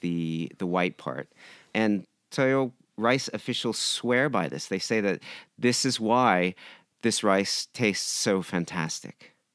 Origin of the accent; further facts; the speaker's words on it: San Diego, California, United States; moved away as an adult; now in Japan; I grew up in San Diego. My mother is from Japan